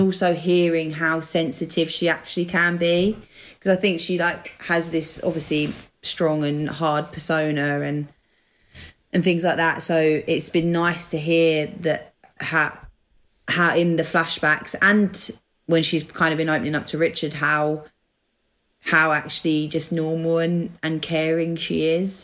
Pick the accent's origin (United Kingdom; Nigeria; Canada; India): United Kingdom; accent: Essex / London; moved away as an adult; now in Manchester, United Kingdom; an Essex accent slash London accent, um, which is where I am originally from. Although I'm currently living in Manchester